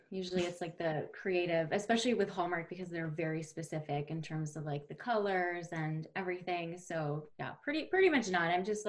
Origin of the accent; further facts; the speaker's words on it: Winnipeg, Manitoba, Canada; moved away; I'm back in Winnipeg, which is my hometown